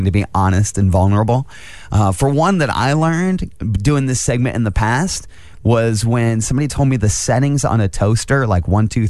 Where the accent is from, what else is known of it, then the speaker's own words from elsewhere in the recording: Angola, Indiana, United States; now in Fort Wayne, United States; I grew up in Angola.